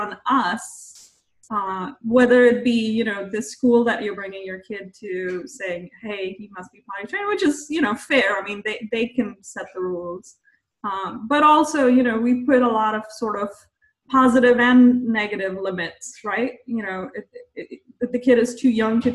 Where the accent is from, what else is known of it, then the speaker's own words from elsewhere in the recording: India; moved away as an adult; now in United States; I grew up in India